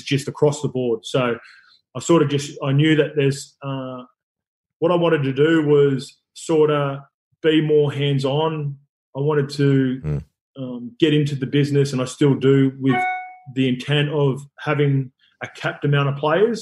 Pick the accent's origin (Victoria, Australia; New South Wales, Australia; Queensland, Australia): New South Wales, Australia; Sydney; I grew up in Western Sydney, so like everything's been footy like pretty much my whole life